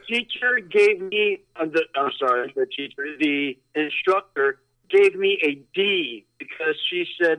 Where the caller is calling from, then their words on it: Sarasota, Florida, United States; from Sarasota.